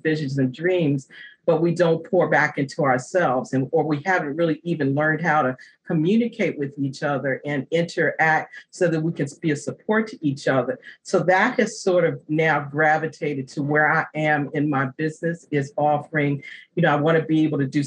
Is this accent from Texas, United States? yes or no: no; Virginia, United States; moved away; also born or lived in New Jersey / New York; I made the transition back to Virginia, which is my home state